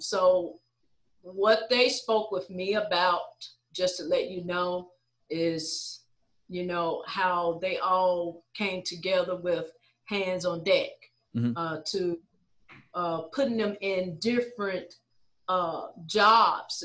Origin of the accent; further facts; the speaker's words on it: Memphis, Tennessee, United States; Born and raised, been here all my life